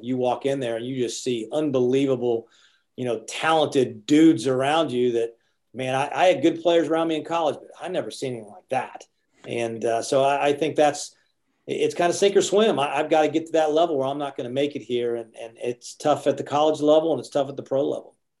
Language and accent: English; Athens, Ohio, United States; moved away as an adult; now in Athens, United States; I'm from Athens, Ohio, and now I'm in Athens, Georgia